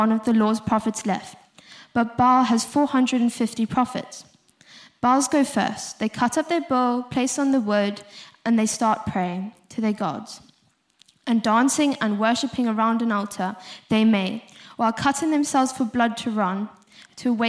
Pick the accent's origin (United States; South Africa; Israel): South Africa; accent: South African; moved away; If you couldn't hear from my accent, I'm South African.